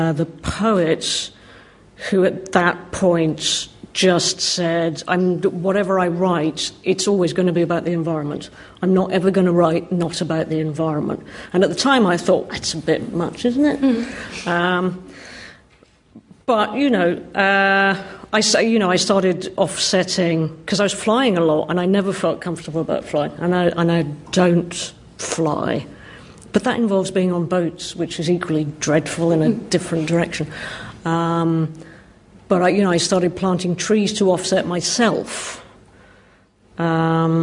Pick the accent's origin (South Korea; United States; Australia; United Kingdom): United Kingdom; Scotland; I grew up in Scotland in a small town which abutted on countryside